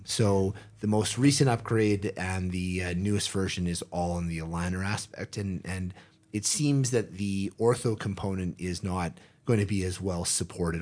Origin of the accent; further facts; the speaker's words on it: Canada; being a Canadian